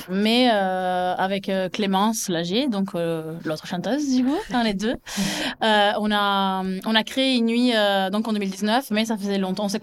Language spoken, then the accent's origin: French; Toulouse, Occitania, France; Et voilà, on vient tous de Toulouse euh, ou aux alentours.